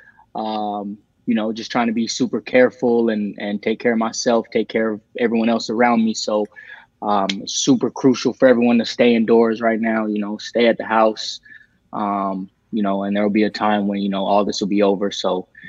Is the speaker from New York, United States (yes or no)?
no; Tucson, Arizona, United States; moved away as an adult; now in Los Angeles area, United States; I'm from Tucson originally.